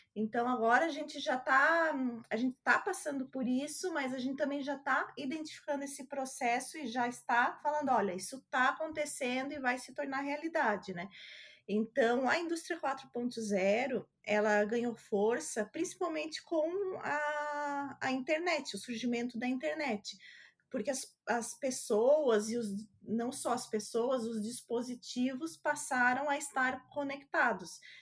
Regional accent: Santa Catarina, Brazil; eu sou de Santa Catarina

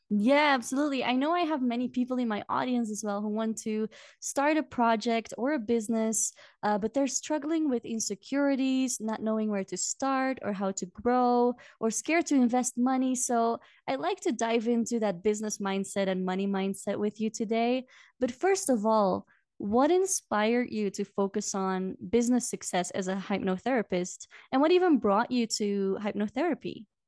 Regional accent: Belgium; moved away as an adult; now in Peru; go back to Belgium once a year

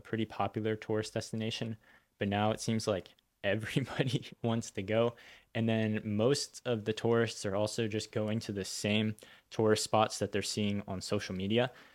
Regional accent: United States; I was born in America, raised in America, but uh, most like summer breaks growing up, we'd go to go visit family

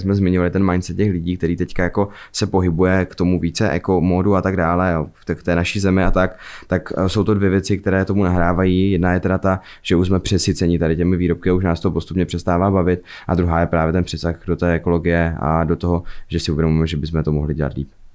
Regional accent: Fryšták, Zlín Region, Czechia; já jsem vlastně ze Zlína, potažmo z Frištáku

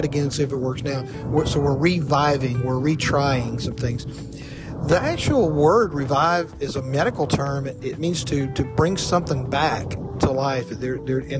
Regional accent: South Mississippi, United States; my evangelical tribe that I grew up in the Bible Belt, South Mississippi

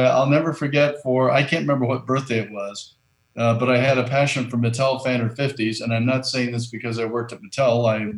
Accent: Southern Indiana, United States; I grew up in Southern Indiana

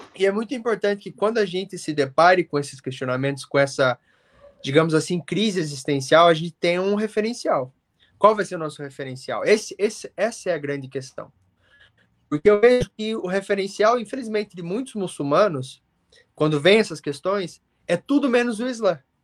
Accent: Curitiba, Paraná, Brazil; also born or lived in England; now in United Kingdom; como um bom curitibano

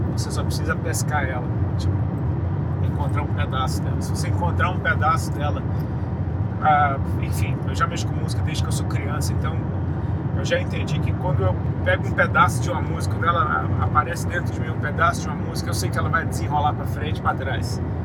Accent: Brasília, Federal District, Brazil; moved away as an adult; now in Santa Catarina, Brazil; Eu nasci em Brasília, fui criado lá

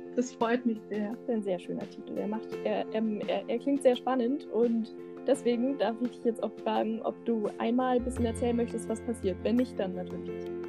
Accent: Münsterland, North Rhine-Westphalia, Germany; ich komme aus dem Münsterland.

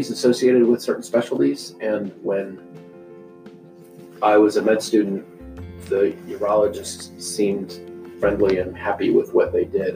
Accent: Madras, Oregon, United States; moved away as an adult; also born or lived in the Midwest; now in Meridian, United States; I grew up in a small town in Central Oregon called Madras

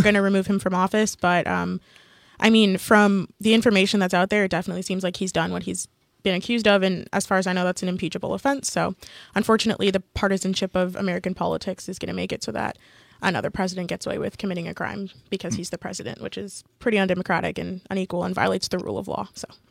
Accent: Canada; we're all Canadian and all have gone through the education system

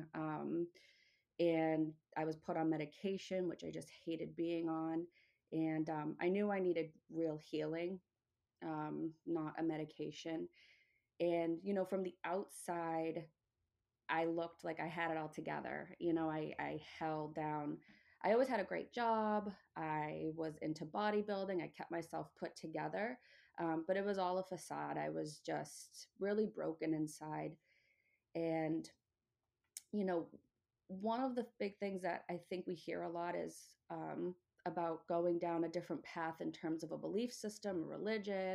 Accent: Massachusetts, United States; moved away as an adult; also born or lived in upstate New York; now in New York, United States; I'm originally from Massachusetts, now living in upstate New York.

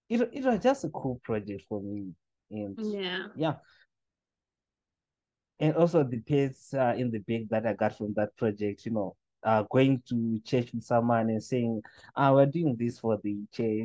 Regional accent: Chitungwiza, Harare, Zimbabwe; also born or lived in Sunningdale; growing up in Chitungwiza

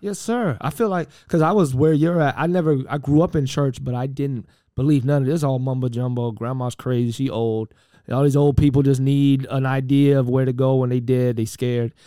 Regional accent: Miami, Florida, United States; I'm from Miami, Florida

